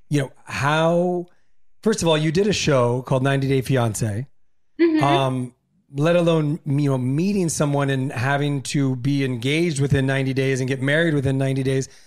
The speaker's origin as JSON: {"language": "English", "town": "La Puente", "region": "California", "country": "United States", "said": "I'm from La Puente, yeah"}